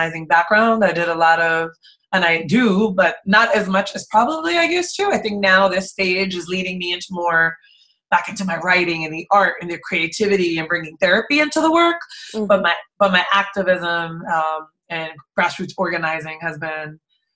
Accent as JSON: {"language": "English", "town": "Jersey City", "region": "New Jersey", "country": "United States", "tie": "born or raised there", "also_born_or_lived": "Brooklyn, New York / Queens, New York / Bay Area, California", "said": "I grew up in the inner city of Jersey City, New Jersey"}